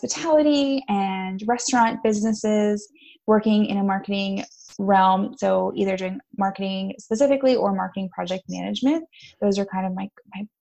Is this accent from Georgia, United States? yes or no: no; the Poconos, Northeast Pennsylvania, United States; moved away as an adult; now in Philadelphia, United States; I grew up in the Northeast PA in the Poconos